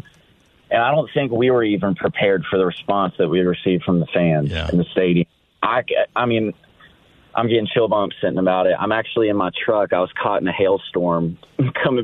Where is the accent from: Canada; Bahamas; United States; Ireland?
United States; Nashville, Tennessee; moved away as an adult; also born or lived in Arizona / San Diego; I am from Nashville. I was born and raised